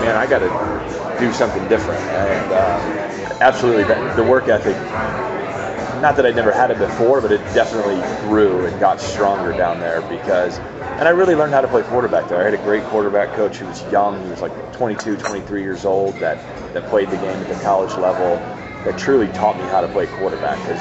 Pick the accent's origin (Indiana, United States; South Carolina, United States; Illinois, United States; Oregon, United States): Indiana, United States; moved away as an adult; also born or lived in Boulder, Colorado; growing up in Indiana and coming to mountains and being west